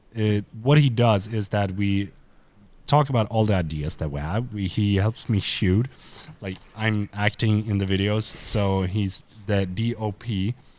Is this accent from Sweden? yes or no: yes; Sweden; I am a dude from Sweden.